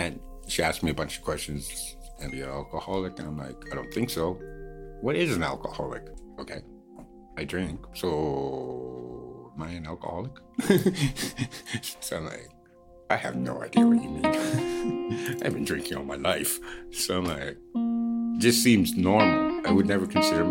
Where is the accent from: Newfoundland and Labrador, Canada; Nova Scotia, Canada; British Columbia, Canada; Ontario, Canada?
Newfoundland and Labrador, Canada; now in Vancouver, Canada; I was born in Newfoundland. I grew up